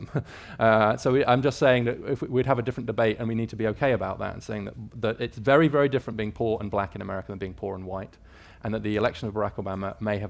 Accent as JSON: {"language": "English", "country": "United Kingdom", "tie": "born or raised there", "moved": "as an adult", "lives_now": "United States", "said": "I'm British by birth, moved to the US in 2012"}